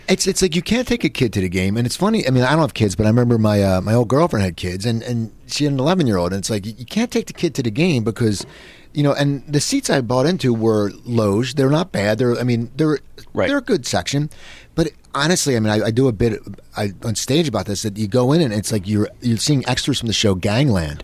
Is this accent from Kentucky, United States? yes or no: no; Philadelphia, Pennsylvania, United States; me growing up in Philadelphia